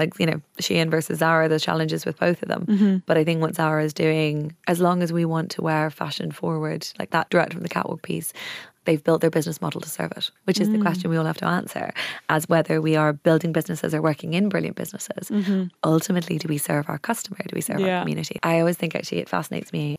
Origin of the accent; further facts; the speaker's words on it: Wicklow, Leinster, Ireland; I was brought up in Wicklow.